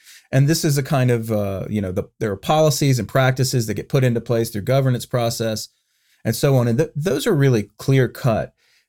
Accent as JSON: {"language": "English", "region": "the South", "country": "United States", "said": "For me, I'm a Southerner."}